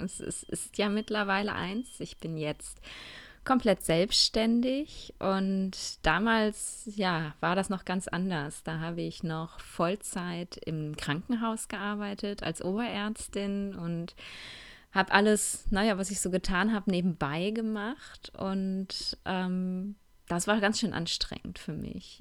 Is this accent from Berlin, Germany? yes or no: no; Essen, North Rhine-Westphalia, Germany; moved away as an adult; now in Cologne, Germany; zurück in meine Heimatstadt, zurück nach Essen